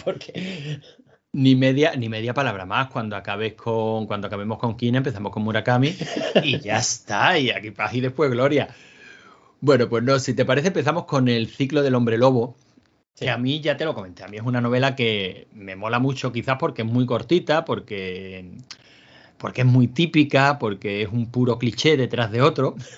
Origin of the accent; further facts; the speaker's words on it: Andalusia, Spain; somos andaluces